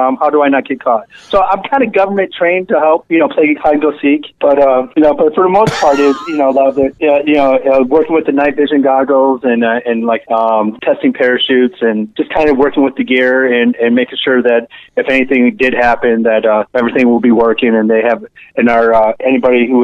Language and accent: English; Detroit, Michigan, United States; moved away; also born or lived in Seattle / Tacoma; I'm originally from Detroit area